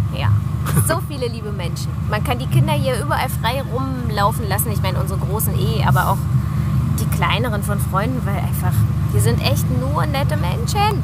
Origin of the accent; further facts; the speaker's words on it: Berlin, Germany; wir sind auch aus Berlin.